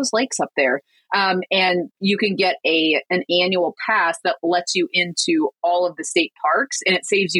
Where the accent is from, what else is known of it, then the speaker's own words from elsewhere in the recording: Michigan, United States; moved away as an adult; we're from Michigan